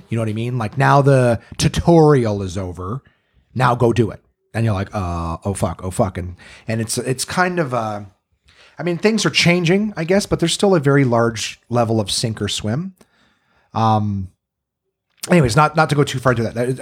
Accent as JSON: {"language": "English", "town": "Ottawa", "region": "Ontario", "country": "Canada", "tie": "born or raised there", "also_born_or_lived": "North Bay, Ontario"}